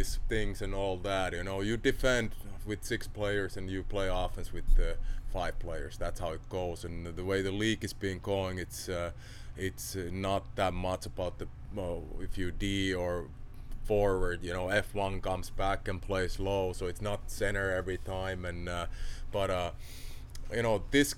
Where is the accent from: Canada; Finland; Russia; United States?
Finland; born or raised there; English is a second language; moved away as an adult